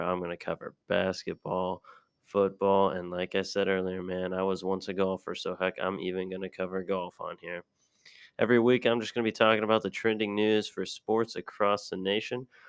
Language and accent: English; Nebraska, United States; I was born and raised in Nebraska